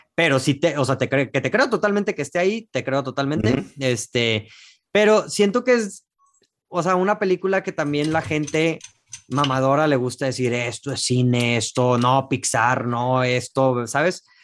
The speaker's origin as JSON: {"language": "Spanish", "country": "Mexico", "said": "yo como mexicano"}